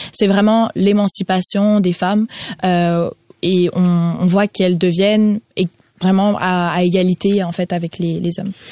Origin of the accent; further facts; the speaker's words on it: Ukraine; en tant qu'Ukrainienne